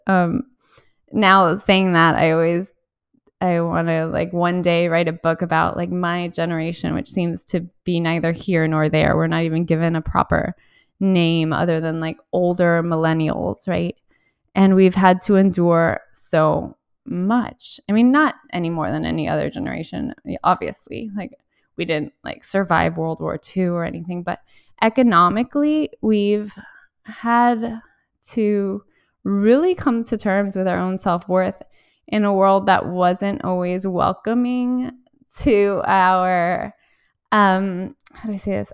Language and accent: English; Miami, Florida, United States; also born or lived in Valencia, Spain; I grew up in Miami